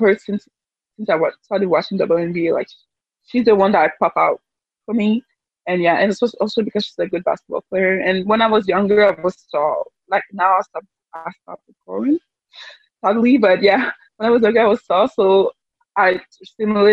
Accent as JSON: {"language": "English", "country": "Canada", "said": "I'm from Canada"}